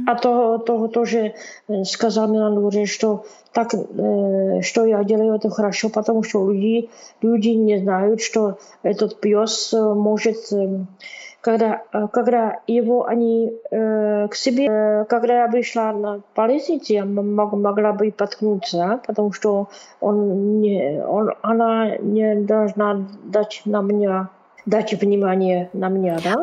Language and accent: Russian; Brno, South Moravian Region, Czechia; accent: Czech; Russian is a second language; у меня чешский акцент